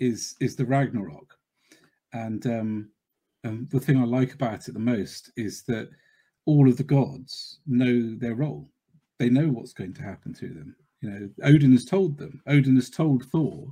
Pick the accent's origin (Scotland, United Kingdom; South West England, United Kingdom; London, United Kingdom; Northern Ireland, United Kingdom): South West England, United Kingdom; Cornwall; I'm the one from Cornwall